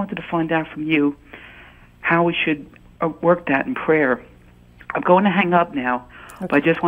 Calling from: Palisades Park, New Jersey, United States; I'm calling from Palisades Park, New Jersey.

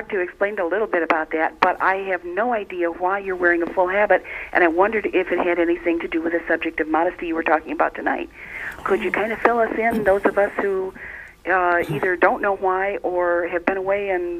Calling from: Flint, Michigan, United States; I'm calling from Flint, Michigan.

